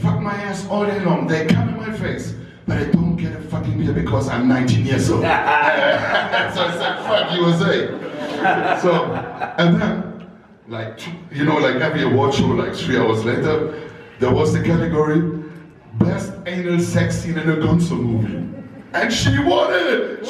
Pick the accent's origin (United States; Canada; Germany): Germany; moved away as an adult; I was a newbie from Germany, sitting on the big table, AVN, porn stars coming up and all this shit.